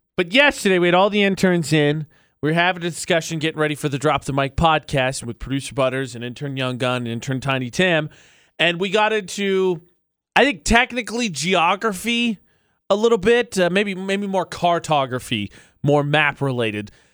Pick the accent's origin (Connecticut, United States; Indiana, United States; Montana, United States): Indiana, United States; now in Utah, United States; I'm from Indiana, of course